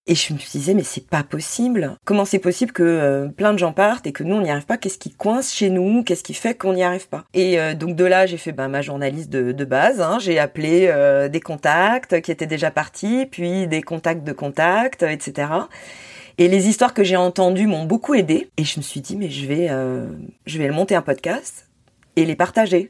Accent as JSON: {"language": "French", "region": "Corsica", "country": "France", "tie": "born or raised there", "moved": "yes", "lives_now": "Paris, France", "said": "j'ai grandi en Corse"}